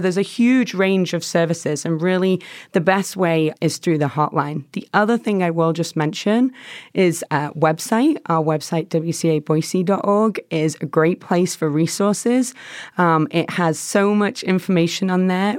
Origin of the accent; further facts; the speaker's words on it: England, United Kingdom; moved away as an adult; also born or lived in Chicago; now in Boise, United States; I'm from England originally.